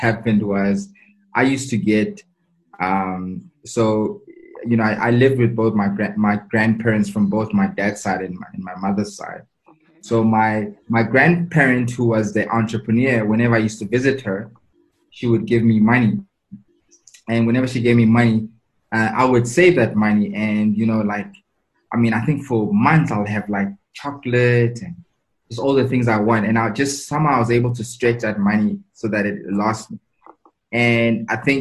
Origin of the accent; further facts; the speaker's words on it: Tembisa, Gauteng, South Africa; also born or lived in Katlehong / Soweto; So I was born in Katlehong, but I grew up in Tembisa and a bit of Soweto